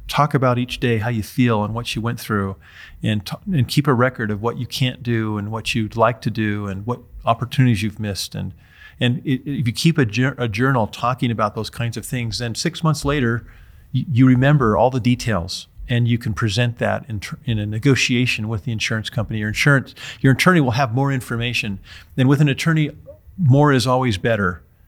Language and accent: English; Utah, United States; my home state of Utah